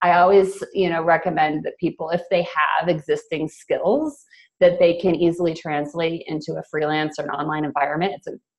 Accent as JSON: {"language": "English", "country": "United States", "said": "Yeah, so I'm originally from the States. I actually moved around a lot growing up, so I guess in some ways I've been a nomad forever."}